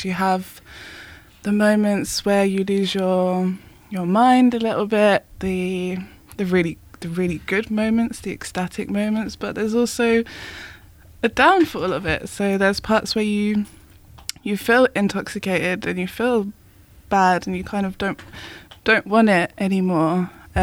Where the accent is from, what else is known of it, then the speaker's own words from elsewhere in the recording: Essex, East of England, United Kingdom; moved away as an adult; now in Barcelona, Spain; Born and raised in Essex.